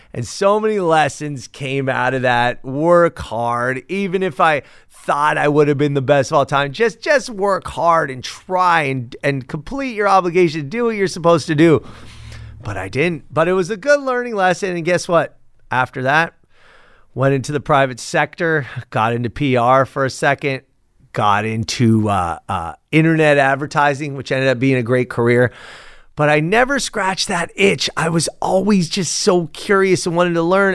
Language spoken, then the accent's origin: English; Los Angeles, California, United States; born or raised there